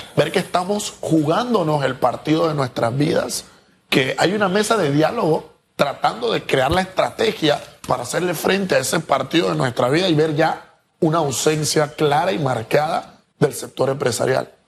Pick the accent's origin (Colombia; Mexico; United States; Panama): Panama; nosotros como panameños